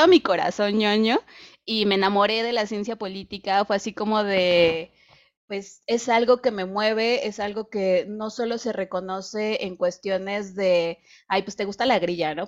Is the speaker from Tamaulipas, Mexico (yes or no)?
no; Querétaro, Mexico; also born or lived in Mexico City; now in Guadalajara, Mexico; yo vivía en Ciudad de México y soy de Querétaro